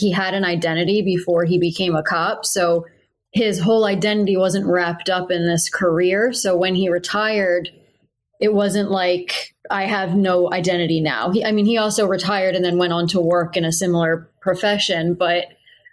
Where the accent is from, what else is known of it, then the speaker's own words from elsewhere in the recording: Philadelphia, Pennsylvania, United States; growing up in Philadelphia, it's such a big city